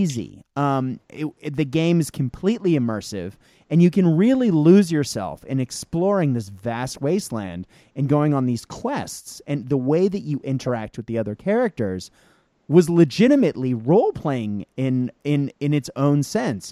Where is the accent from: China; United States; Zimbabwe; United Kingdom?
United States; Boston, Massachusetts; my hometown of Boston